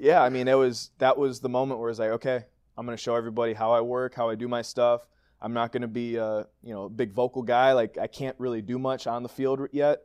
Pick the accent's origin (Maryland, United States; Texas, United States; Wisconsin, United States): Wisconsin, United States; Green Bay; born or raised there